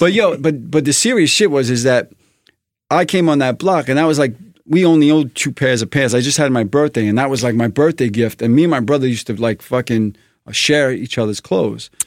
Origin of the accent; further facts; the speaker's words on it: New York City, New York, United States; I'm a New Yorker. I'm a Brooklyn guy